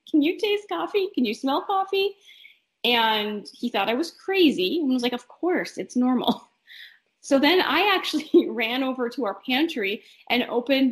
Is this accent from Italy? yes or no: no; northern Minnesota, United States; moved away as an adult; now in Omaha, United States; I am originally from northern Minnesota. I grew up very close to the western tip of Lake Superior